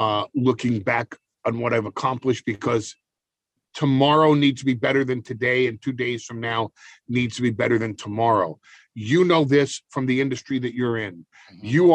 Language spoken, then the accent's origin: English; New York, United States; we New Yorkers